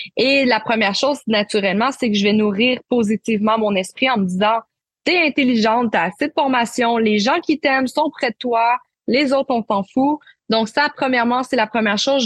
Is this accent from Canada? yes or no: yes; Quebec, Canada; accent: Québécois; also born or lived in Marseille, France; Je suis née à Marseille, mais je suis la québécoise de ma famille puisque j'ai immigré au Québec à l'âge de un an. Donc, vous m'écoutez en ce moment, j'ai vraiment l'accent québécois